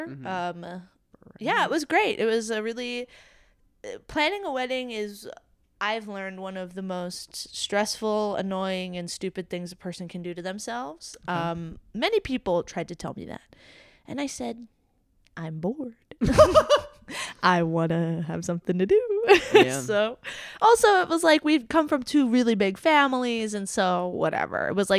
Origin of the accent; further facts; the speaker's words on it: Jamaica; The designer's from my hometown in Jamaica, if you can believe.